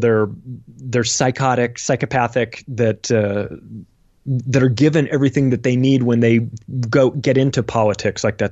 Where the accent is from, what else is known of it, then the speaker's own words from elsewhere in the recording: United States; I'm an American. I've lived in America my whole life.